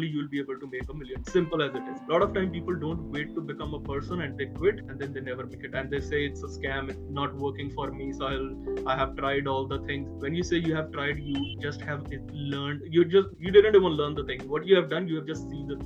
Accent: India; being an Indian

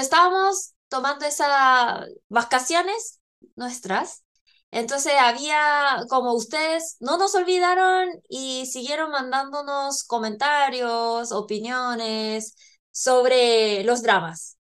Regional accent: South Korea; moved away; also born or lived in Chile; coreana, que ha vivido

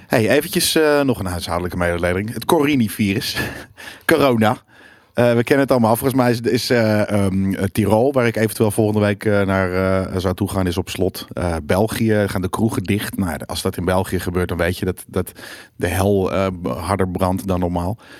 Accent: near Wormerveer, North Holland, Netherlands; het is vlakbij waar ik vandaan kom.

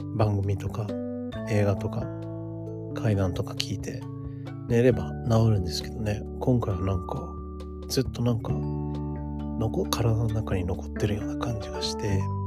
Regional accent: United States; now in Japan; アメリカ人として、アメリカで育って

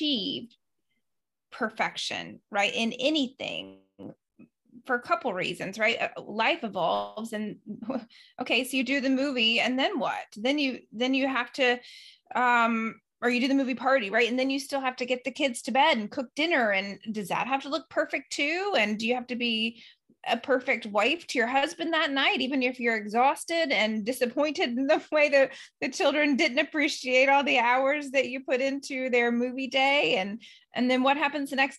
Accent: the South, United States; I grew up in the South and we were churchgoers like to the nth degree.

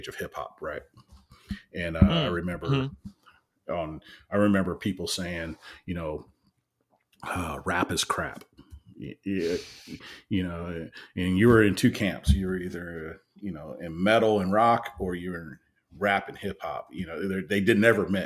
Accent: California, United States; I'm from California

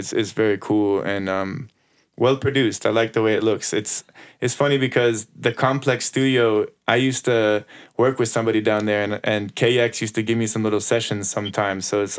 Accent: Chicago, Illinois, United States; now in Texas, United States; since we're both coming from Chicago and we're now a part of this Texas reggae thing

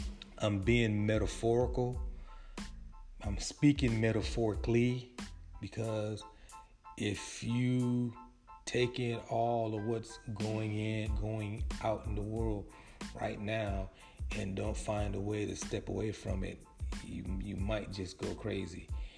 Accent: California, United States; born or raised there

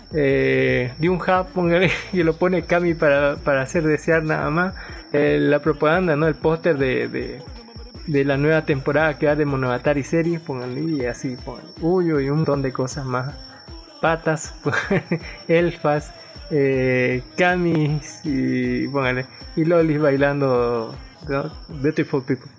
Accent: Bolivia; como todo boliviano

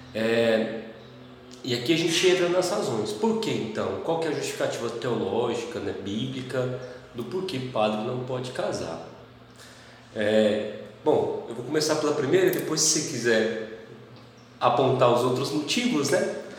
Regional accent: Caldas Novas, Goiás, Brazil; Eu sou natural de Caldas Novas

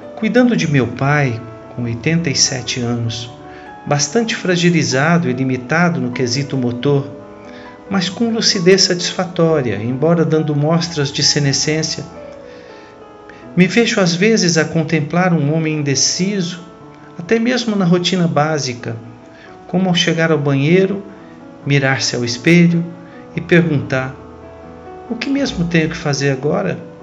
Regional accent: Cajuru, São Paulo, Brazil; falo a vocês da cidade de Cajuru, interior de São Paulo, minha cidade natal

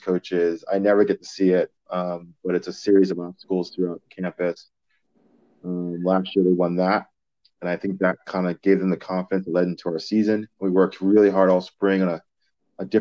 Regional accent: Maryland, United States; now in Clermont, United States; Salisbury or Maryland was my home state

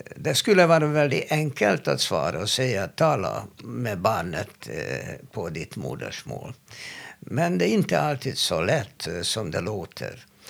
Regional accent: Hungary; Swedish is a second language; now in Sweden; jag är från Ungern

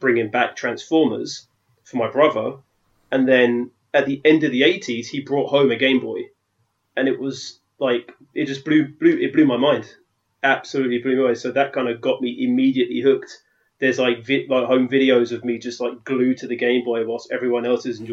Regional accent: London, United Kingdom; moved away as an adult; now in Netherlands; You can tell that I'm from London, so living in the Holland

